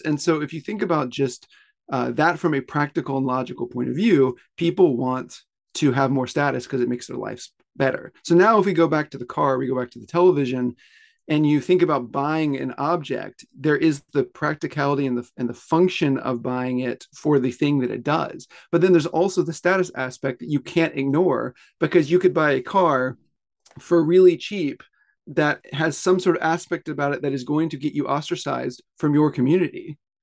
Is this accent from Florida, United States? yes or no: yes; Pensacola, Florida, United States; moved away as an adult; now in Tokyo, Japan; I grew up in the South, mostly in Pensacola, Florida